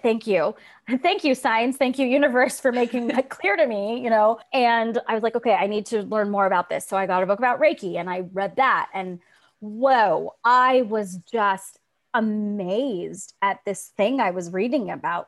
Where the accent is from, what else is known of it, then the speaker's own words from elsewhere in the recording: Tulsa, Oklahoma, United States; moved away as an adult; also born or lived in New York City; I grew up in Tulsa, Oklahoma. I'm a first generation Belizean American. My parents moved here when they were adults. I born and raised in Tulsa, moved to New York City to go to NYU